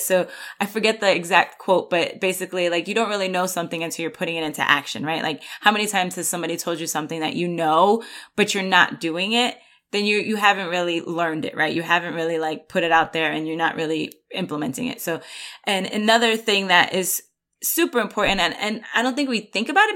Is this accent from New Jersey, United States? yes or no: no; New York, United States; moved away; I'm originally from New York